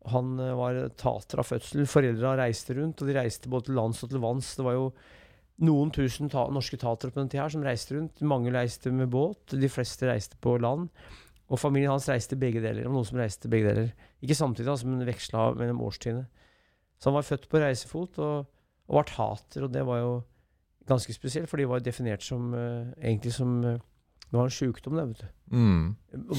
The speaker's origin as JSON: {"language": "Norwegian", "town": "Brumunddal", "region": "Innlandet", "country": "Norway", "tie": "born or raised there", "also_born_or_lived": "Elverum", "said": "Jeg vokste opp i Brumunddal og Elverum, så jeg er brumunddøl."}